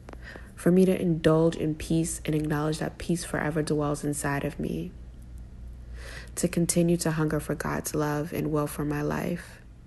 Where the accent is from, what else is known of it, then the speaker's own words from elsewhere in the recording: Boston, Massachusetts, United States; I'm a writer from Boston.